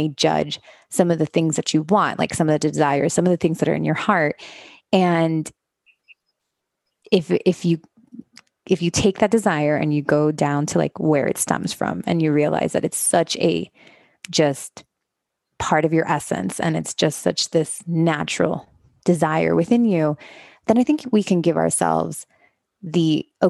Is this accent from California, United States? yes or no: no; Miami, Florida, United States; moved away as an adult; also born or lived in Los Angeles; I grew up in Miami, Florida. I am the children of Cuban immigrants. So I was raised in a very Cuban traditional community